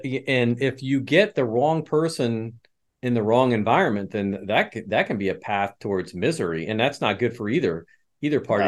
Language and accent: English; Midwest, United States; also born or lived in West Chester, Pennsylvania; I was born in Westchester and then, uh, carted off to the Midwest as a young child